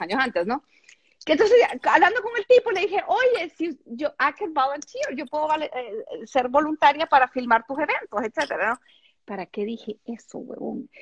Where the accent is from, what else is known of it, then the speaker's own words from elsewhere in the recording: El Salvador; yo soy salvadoreña